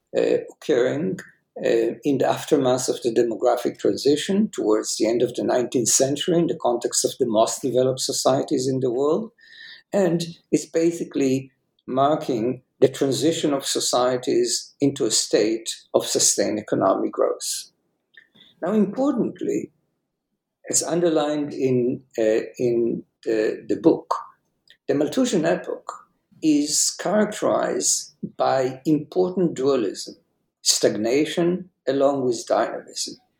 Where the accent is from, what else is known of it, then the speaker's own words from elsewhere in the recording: Jerusalem, Jerusalem District, Israel; I was uh, born and raised in Jerusalem